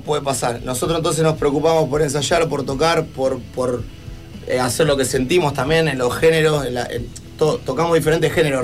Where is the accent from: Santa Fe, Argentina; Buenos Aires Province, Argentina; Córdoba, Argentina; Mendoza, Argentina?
Santa Fe, Argentina; Murphy; now in Rosario, Argentina; Murphy, mi pueblo natal